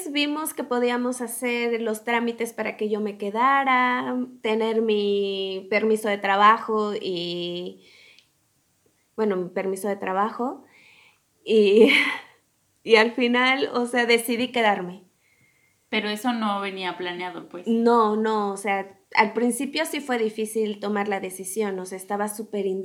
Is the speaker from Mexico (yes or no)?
yes; Mexico; No, no salí huyendo de México, me encanta, lo amo, pero quería probar otras cosas.